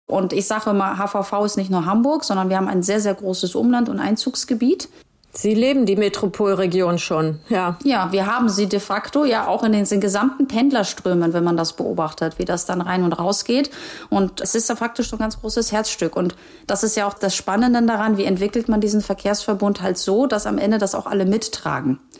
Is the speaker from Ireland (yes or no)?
no; Gdansk, Pomeranian Voivodeship, Poland; born there; ich bin ja irgendwo auch gebürtige Hanseatin. Ne? Also wer das historisch verfolgt, weiß ja, dass Danzig ja auch irgendwann zu diesem Hanseverbund dazugehört hat.